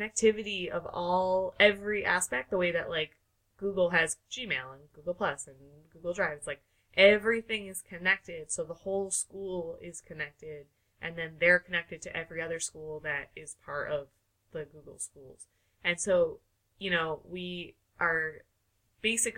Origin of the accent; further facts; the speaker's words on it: New York, United States; I am from New York